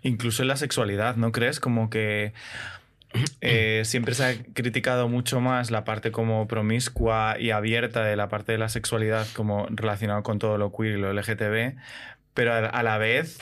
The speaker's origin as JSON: {"language": "Spanish", "town": "Madrid", "region": "Community of Madrid", "country": "Spain", "tie": "born or raised there", "said": "Yo soy de Madrid, nacido en Madrid y criado fundamentalmente en Madrid"}